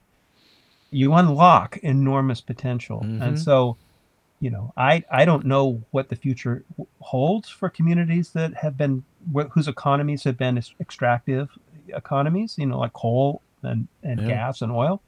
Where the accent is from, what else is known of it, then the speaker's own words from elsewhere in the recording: California, United States; speaking as a Californian